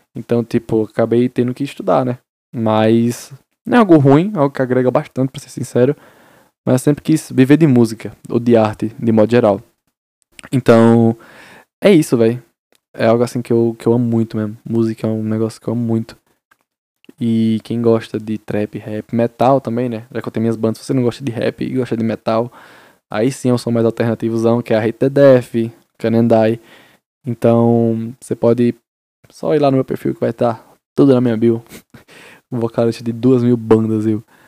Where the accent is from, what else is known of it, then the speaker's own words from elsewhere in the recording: Paraíba, Brazil; Sou da Paraíba. Interiorzinho, vocês Isabel, Paraíba